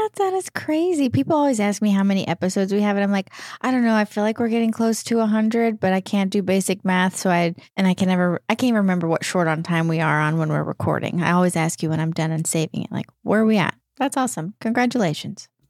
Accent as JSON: {"language": "English", "region": "East Texas", "country": "United States", "tie": "born or raised there", "said": "right outside my hometown, right in East Texas"}